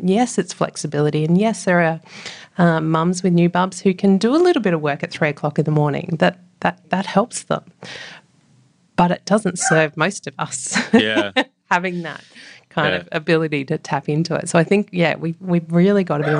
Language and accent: English; New South Wales, Australia; also born or lived in Mildura; So I was born down in Mildura on the banks of the Murray River. And then we moved up to the mid-north coast, a place just south of Coffs Harbour, Yeronga, and then up to Moolumba, right up on the New South Wales-Queensland border.